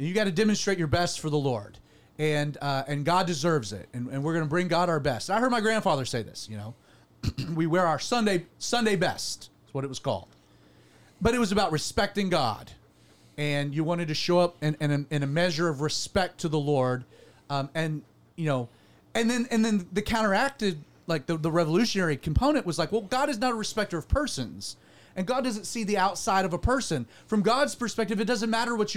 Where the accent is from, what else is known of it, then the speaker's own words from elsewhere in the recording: Deep South, United States; I grew up in Calvary Chapel in the Deep South